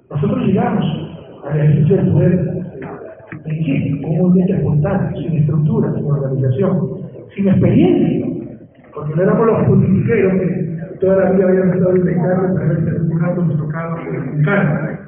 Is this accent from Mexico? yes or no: no; Ecuador